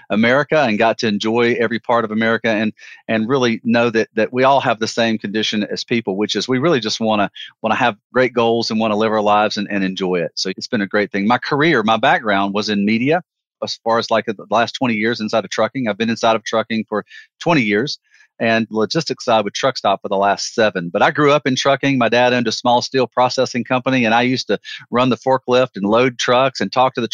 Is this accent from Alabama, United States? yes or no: yes; Alabama, United States; I'm a Southern guy, Joe. I'm a Southern guy.